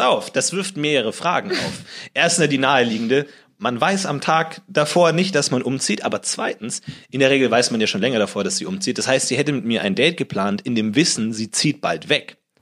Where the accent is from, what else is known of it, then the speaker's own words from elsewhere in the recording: Munich, Bavaria, Germany; moved away as an adult; now in Berlin, Germany; ich komme aus München eigentlich